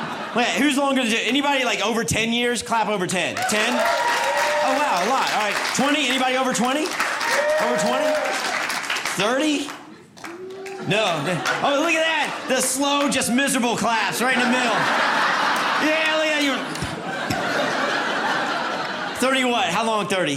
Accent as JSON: {"language": "English", "region": "North Carolina", "country": "United States", "moved": "yes", "lives_now": "New York City, United States", "said": "I'm originally from North Carolina"}